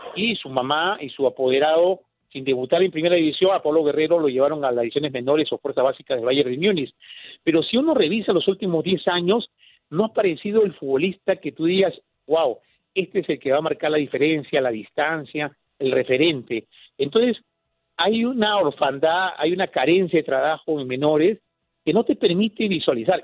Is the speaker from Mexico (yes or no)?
no; Peru; soy de Perú.